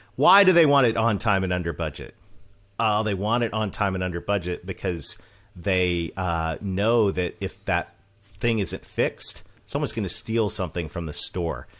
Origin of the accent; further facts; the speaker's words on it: Canada; accent: Canadian; moved away as an adult; also born or lived in Mid-South, United States; I'm Canadian.